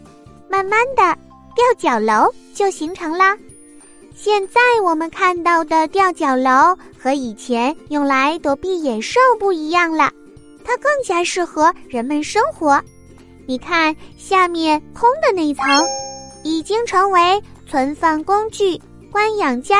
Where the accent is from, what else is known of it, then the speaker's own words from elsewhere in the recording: Guizhou, China; 今天呢，我带小朋友们去我的家乡贵州省玩一玩。